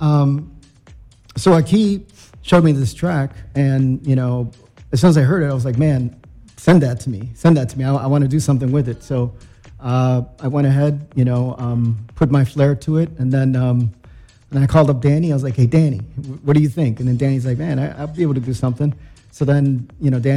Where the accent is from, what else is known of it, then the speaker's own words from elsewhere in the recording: Chicago, Illinois, United States; we were from Chicago